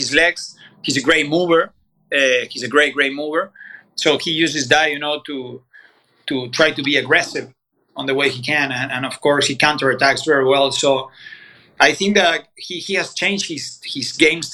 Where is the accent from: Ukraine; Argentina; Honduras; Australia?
Argentina; Bahía Blanca, Buenos Aires Province; moved away as an adult; now in Boca Raton, United States; I'm from Bahía Blanca. It's a small city in the south of Buenos Aires province. It's where Guido Pella is from, for example, tennis. So, I mean, I grew up there